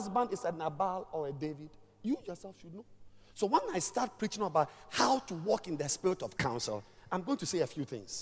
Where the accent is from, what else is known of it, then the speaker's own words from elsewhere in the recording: Volta, Ghana; I'm from the Volta region